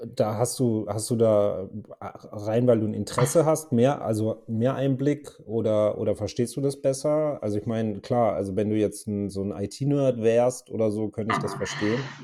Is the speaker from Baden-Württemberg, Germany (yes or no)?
yes; near Karlsruhe, Baden-Württemberg, Germany; ich komme ja aus der Nähe von Karlsruhe